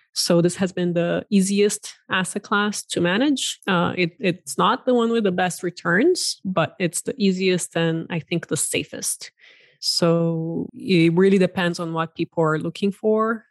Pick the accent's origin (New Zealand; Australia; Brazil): Brazil; also born or lived in Silicon Valley, United States; now in United States; I'm originally from Brazil and, uh, have been in the U S for just over twenty years